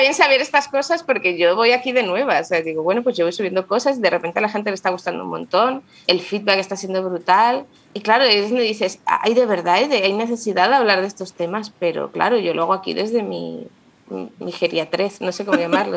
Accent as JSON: {"language": "Spanish", "town": "Madrid", "region": "Community of Madrid", "country": "Spain", "tie": "born or raised there", "accent": "madrileña", "moved": "as an adult", "lives_now": "Granada, Spain", "said": "Yo nací en Madrid, pero he vivido en muchas partes, ahora estamos viviendo aquí en Granada"}